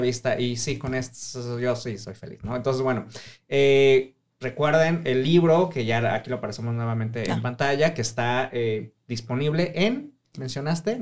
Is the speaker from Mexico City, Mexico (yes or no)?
yes; Mexico City, Mexico; soy de Ciudad de México